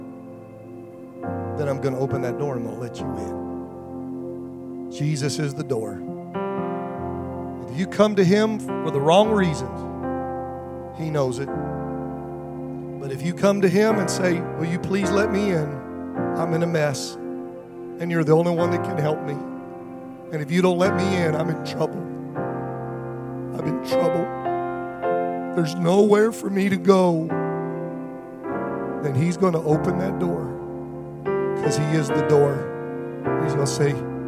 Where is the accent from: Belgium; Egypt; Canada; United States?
United States; Detroit, Michigan; I grew up in Detroit